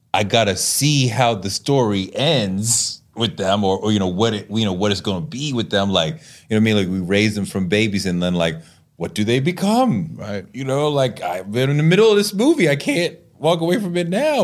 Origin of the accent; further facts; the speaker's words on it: New York, United States; as a New Yorker